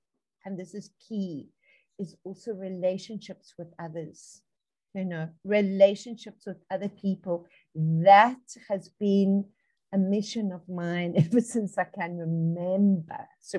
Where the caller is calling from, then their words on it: Johannesburg, Gauteng, South Africa; I'm tuning in from Johannesburg, South Africa, on the African continent, way across the ocean from you, and yet right together.